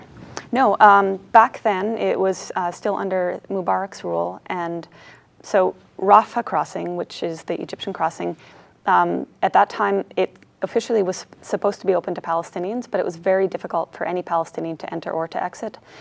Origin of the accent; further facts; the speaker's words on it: Canada; moved away as an adult; also born or lived in United States; I was born in the States, I grew up in Canada